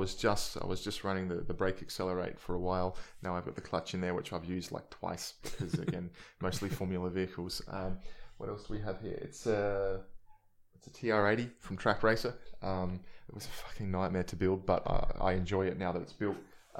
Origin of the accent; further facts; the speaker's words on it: Adelaide, South Australia, Australia; I've been running the Subaru just because growing up in Salisbury and Adelaide, everybody wanted a WRX